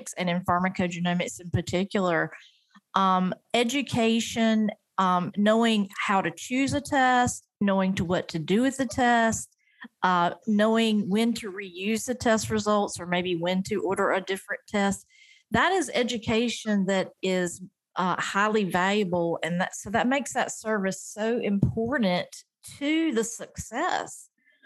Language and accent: English; North Carolina, United States; North Carolina, which is my home state